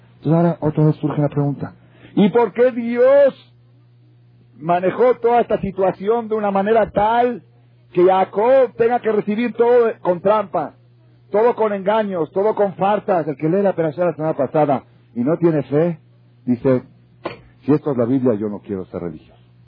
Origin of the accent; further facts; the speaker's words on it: Mexico; yo nací en México